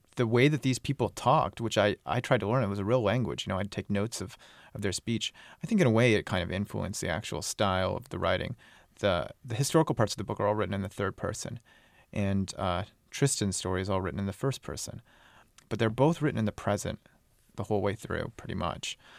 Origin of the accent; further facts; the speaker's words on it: United States; I'm American